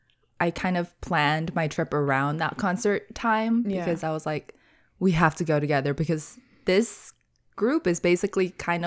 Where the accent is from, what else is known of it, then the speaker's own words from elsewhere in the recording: California, United States; after Vegas, we did go back to California, my home state.